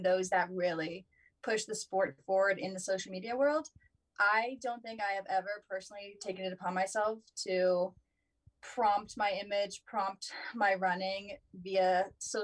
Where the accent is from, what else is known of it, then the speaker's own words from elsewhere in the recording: Virginia, United States; moved away as an adult; now in Colorado, United States; I'm from Virginia